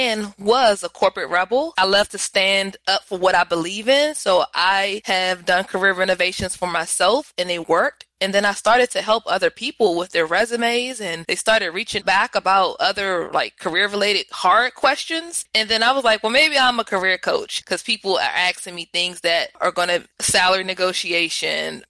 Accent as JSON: {"language": "English", "town": "Washington", "region": "District of Columbia", "country": "United States", "said": "I am from the Washington, D.C. area"}